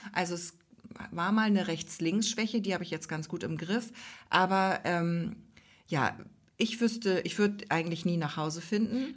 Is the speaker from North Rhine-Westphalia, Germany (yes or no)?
no; Ostholstein, Schleswig-Holstein, Germany; in Ostholstein, also in unserem Heimatkreis